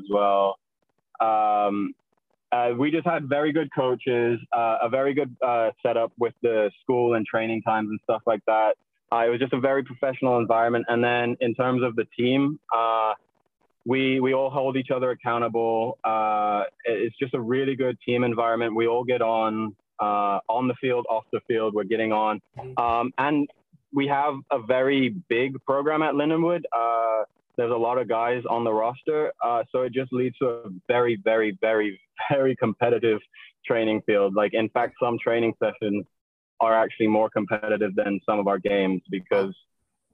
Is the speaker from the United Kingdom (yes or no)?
yes; Wolverhampton, West Midlands, United Kingdom; moved away; my hometown in England, Wolverhampton